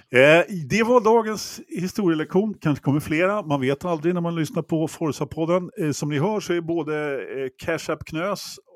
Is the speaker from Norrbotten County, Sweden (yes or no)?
no; Stockholm, Stockholm County, Sweden; Så, som stockholmare vill jag bara påpeka att Hotell Geo ligger i de norra förorterna.